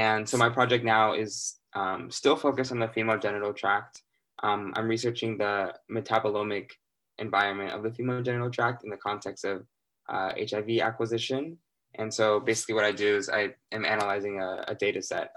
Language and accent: English; Littleton, Colorado, United States; moved away as an adult; now in Cambridge, United States; I'm from Littleton, Colorado, but my family's from Ethiopia